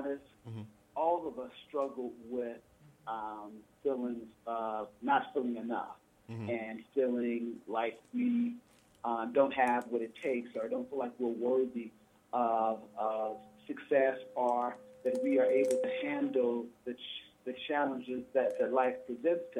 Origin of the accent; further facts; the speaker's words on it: Oakland, California, United States; I grew up in Oakland